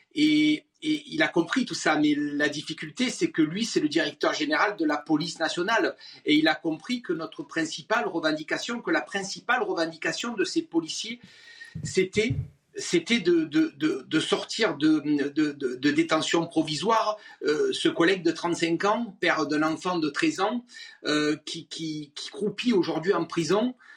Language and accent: French; Marseille, Provence-Alpes-Côte d'Azur, France; je suis Marseillais